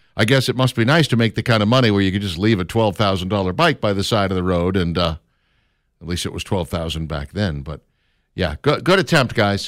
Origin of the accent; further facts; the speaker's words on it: Minneapolis, Minnesota, United States; now in Birmingham, United States; I grew up in Minneapolis